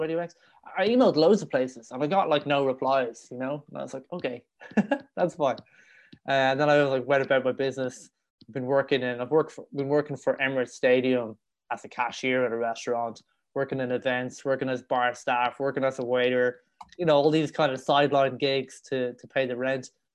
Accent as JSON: {"language": "English", "town": "Dublin", "region": "Leinster", "country": "Ireland", "tie": "born or raised there", "accent": "Irish", "moved": "as an adult", "lives_now": "Madrid, Spain", "said": "growing up in Ireland. It was quite it was quite a rough upbringing in Dublin."}